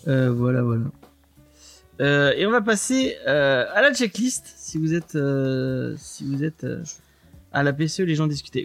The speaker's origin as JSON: {"language": "French", "town": "Aix-les-Bains", "region": "Auvergne-Rhône-Alpes", "country": "France", "tie": "born or raised there", "said": "ma ville de naissance, enfin, de ma, la ville où j'ai grandi, à, à Aix-les-Bains"}